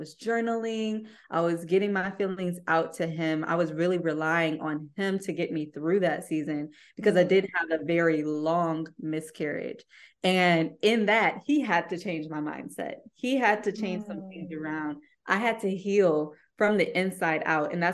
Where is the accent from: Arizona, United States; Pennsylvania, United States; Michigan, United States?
Michigan, United States; Ypsilanti; I'm from Ypsilanti